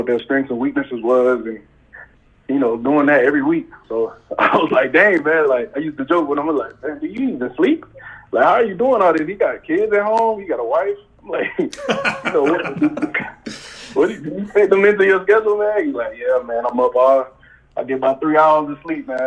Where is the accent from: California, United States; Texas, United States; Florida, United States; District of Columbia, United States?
Florida, United States; Pensacola; I'm from Pensacola, Florida